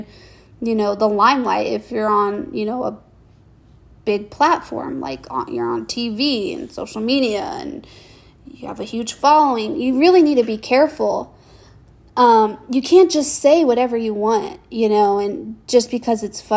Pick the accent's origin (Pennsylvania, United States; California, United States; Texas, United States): Texas, United States; Houston; I'm from Houston